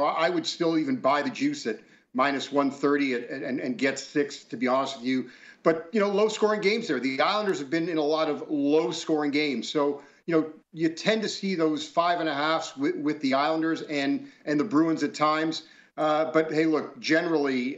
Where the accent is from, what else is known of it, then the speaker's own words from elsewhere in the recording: Toronto, Ontario, Canada; growing up in Toronto and being a huge Bills fan